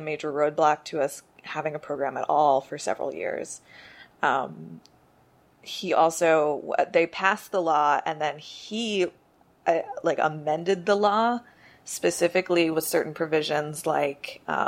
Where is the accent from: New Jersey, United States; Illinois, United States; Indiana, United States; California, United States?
New Jersey, United States; now in New York, United States; I'm originally from New Jersey